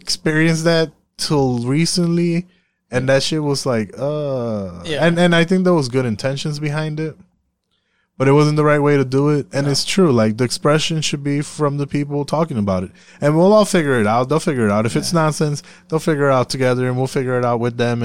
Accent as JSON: {"language": "English", "country": "Puerto Rico", "said": "I'm from Puerto Rico"}